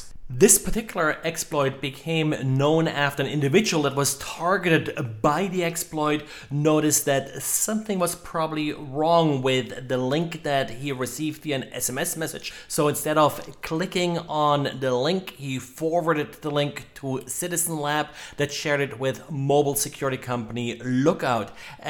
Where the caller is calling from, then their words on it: Jacksonville, Florida, United States; today I'm recording from Jacksonville, Florida.